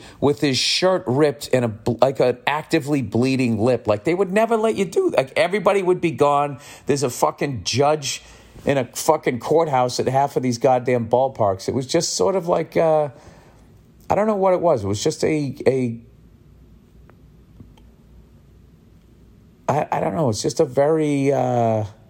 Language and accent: English; Massachusetts, United States; I grew up in Massachusetts